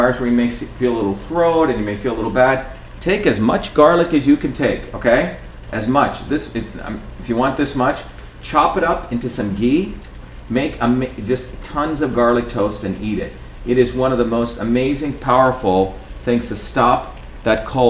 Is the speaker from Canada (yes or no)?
no; India; moved away; When I grew up in India